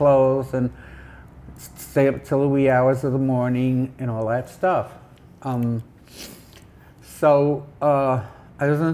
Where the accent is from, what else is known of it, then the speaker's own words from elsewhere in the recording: New York City, New York, United States; also born or lived in Puerto Rico; living in Chelsea and growing up here